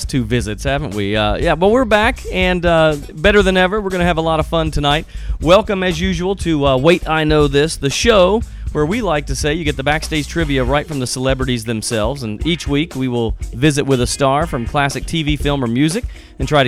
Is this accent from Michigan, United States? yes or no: no; Mount Airy, North Carolina, United States; I'm from Andy's hometown